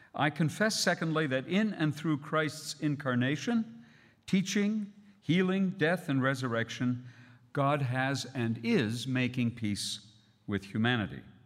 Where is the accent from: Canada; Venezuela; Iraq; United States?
Canada; as a Canadian